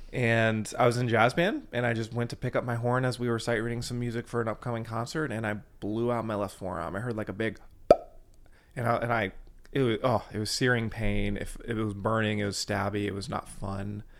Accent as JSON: {"language": "English", "town": "Fort Wayne", "region": "Indiana", "country": "United States", "tie": "born or raised there", "said": "I grew up in Fort Wayne, Indiana, so I'm a Hoosier"}